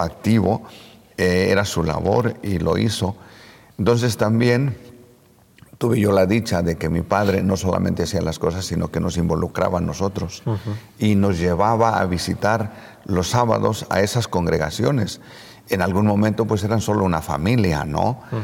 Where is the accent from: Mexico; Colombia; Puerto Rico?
Mexico; San Bartolomé Hueyapan, Puebla; el templo que se construyó en mi pueblo, en San Bartolomé Hueyapan